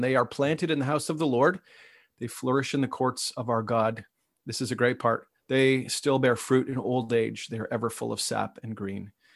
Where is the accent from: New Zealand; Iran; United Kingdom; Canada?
Canada; Ottawa, Ontario; I, I grew up in Ottawa